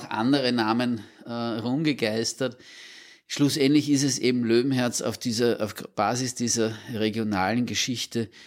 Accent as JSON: {"language": "German", "region": "Vienna", "country": "Austria", "said": "Und eigentlich wollten wir damals als Wiener auch dort dazu"}